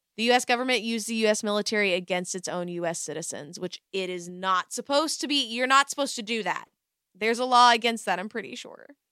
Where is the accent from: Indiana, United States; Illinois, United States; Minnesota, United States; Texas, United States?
Texas, United States; Waco area / Dallas; I'm from Waco area